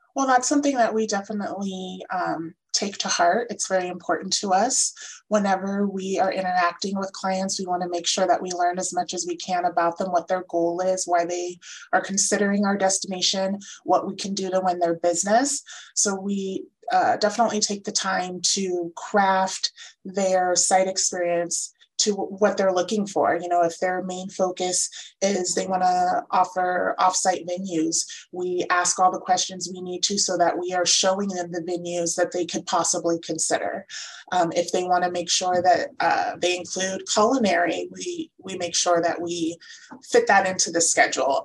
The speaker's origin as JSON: {"language": "English", "town": "San Diego", "region": "California", "country": "United States", "moved": "yes", "lives_now": "Palm Springs, United States", "said": "I'm from San Diego"}